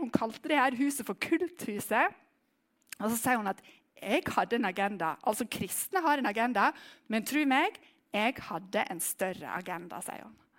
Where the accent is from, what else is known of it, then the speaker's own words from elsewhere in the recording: Western Norway, Norway; jeg er vestlending